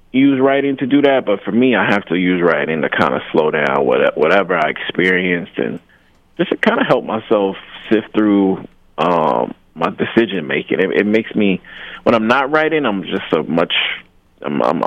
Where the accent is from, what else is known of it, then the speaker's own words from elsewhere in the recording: Jackson, Mississippi, United States; also born or lived in Wisconsin; I was raised in Jackson, Mississippi